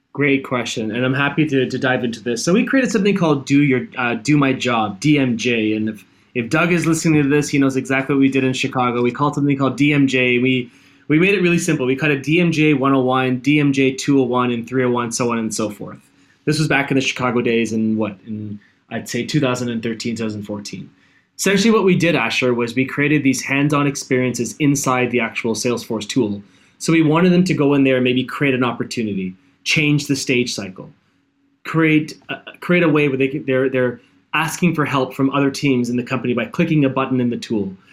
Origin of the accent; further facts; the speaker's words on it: Toronto, Ontario, Canada; moved away; also born or lived in Hawaii / South Korea; I'm born in Canada, born and raised in Toronto